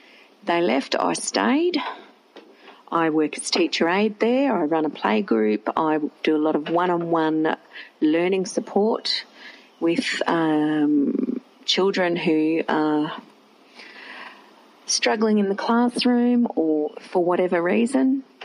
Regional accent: Redcliffe, Queensland, Australia; moved away as an adult; now in Toowoomba, Australia; growing up in Redcliffe. Now I live in Toowoomba. I moved up here over 20 years ago to go to uni

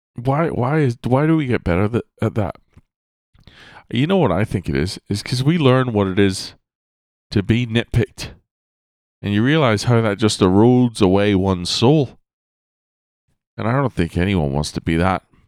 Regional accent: Ireland; I was born in Ireland in the northern hemisphere

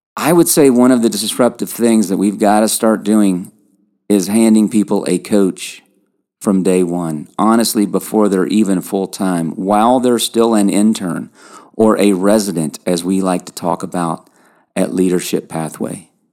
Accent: Lexington, Kentucky, United States; accent: twang; I grew up in Lexington, Kentucky

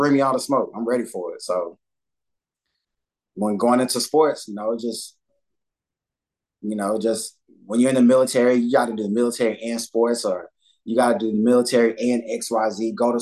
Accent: Dallas, Texas, United States; moved away as an adult; growing up in Dallas and then being in the military

